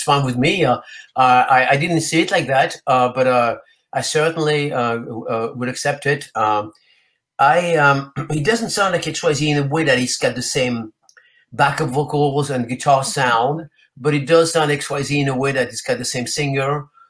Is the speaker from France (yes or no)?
yes; France; also born or lived in Spain; First of all, he's Italian, and I'm originally from France and Spain.